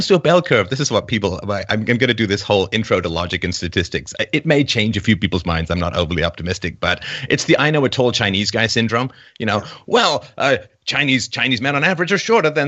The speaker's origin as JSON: {"language": "English", "region": "England", "country": "United Kingdom", "tie": "born or raised there", "said": "I was raised in England. I went to boarding school"}